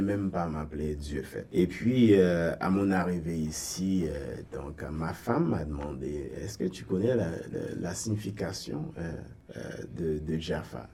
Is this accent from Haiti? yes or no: yes; Gonaïves, Artibonite, Haiti; moved away as an adult; also born or lived in Port-au-Prince, Haiti; now in Toronto, Canada; Ogonaïve, bon, en fait, c'est ma ville natale